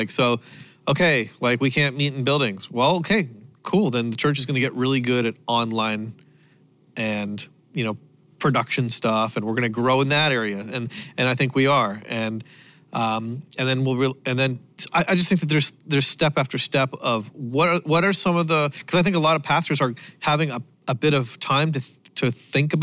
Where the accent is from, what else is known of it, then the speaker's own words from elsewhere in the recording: Canada; I am Canadian